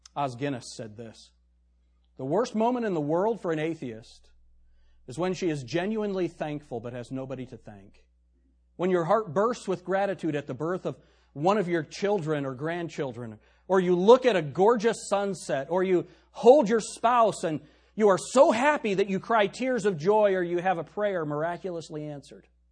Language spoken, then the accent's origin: English; the North, United States; also born or lived in Tennessee; now in Shelby County, United States; I'm a Yankee